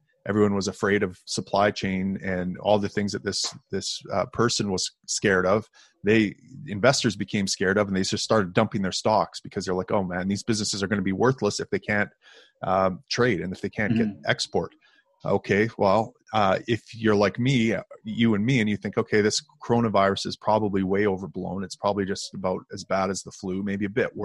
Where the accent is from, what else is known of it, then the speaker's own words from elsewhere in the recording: Canada; I, as a Canadian